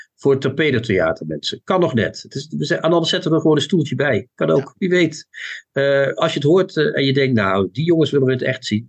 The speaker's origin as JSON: {"language": "Dutch", "region": "Limburg", "country": "Netherlands", "said": "mijn Limburgse afkomst. Hè? Ik ben een zoon van Limburg."}